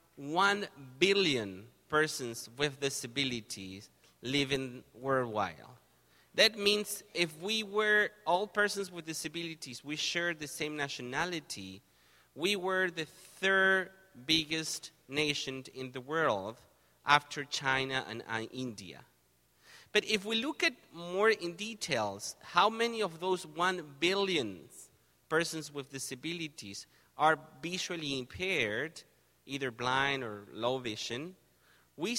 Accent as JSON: {"language": "English", "country": "Argentina", "moved": "as an adult", "lives_now": "Canada", "said": "I'm originally from Argentina."}